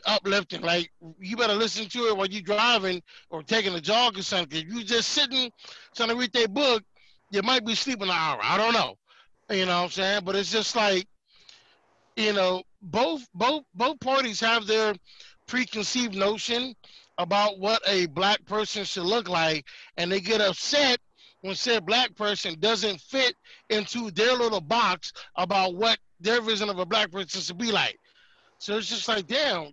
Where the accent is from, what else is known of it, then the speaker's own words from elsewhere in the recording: Detroit, Michigan, United States; moved away; also born or lived in Colorado; born and raised in Detroit, Michigan